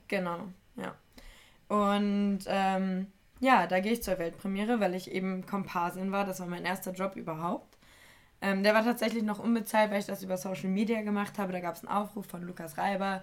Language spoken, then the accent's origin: German; Germany; ich komme aus Deutschland